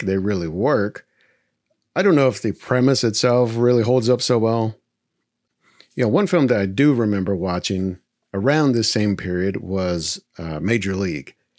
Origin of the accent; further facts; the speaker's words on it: Texas, United States; growing up in Texas